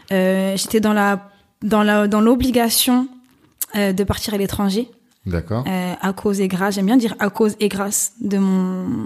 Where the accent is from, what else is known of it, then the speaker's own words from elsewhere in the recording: Ris-Orangis, Île-de-France, France; Ouais, parce que je suis de Rissorangis.